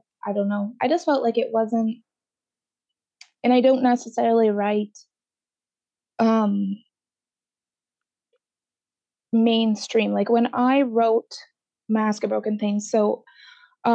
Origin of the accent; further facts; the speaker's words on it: Canada; I'm Canadian and I spell everything Canadian